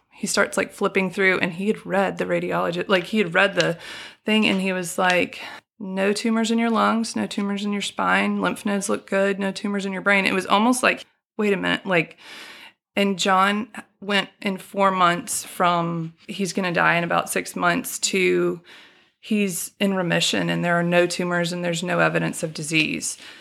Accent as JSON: {"language": "English", "town": "Birmingham", "region": "Alabama", "country": "United States", "tie": "born or raised there", "also_born_or_lived": "Chicago, Illinois / Furman (South Carolina)", "said": "I, um, moved to, um, Birmingham when I was six years old. We moved from Chicago. I've lived here majority of my life. And I went first grade through twelfth to Vestavia"}